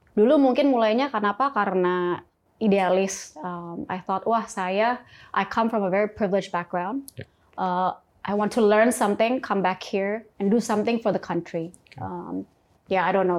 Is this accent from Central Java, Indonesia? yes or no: no; Sukabumi, West Java, Indonesia; moved away; also born or lived in Jakarta; saya dulu lahir di Sukabumi.